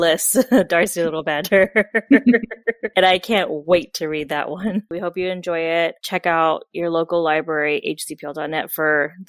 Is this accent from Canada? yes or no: yes; Canada; now in United States; I'm from Canada. I was born there. I visited there many times. I still have family there, but I don't live there. So my knowledge of Canada is limited.